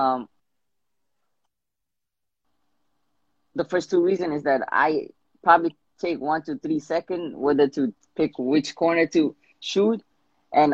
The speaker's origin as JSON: {"language": "English", "town": "New York City", "region": "New York", "country": "United States", "said": "My age is 19, and I'm from New York City."}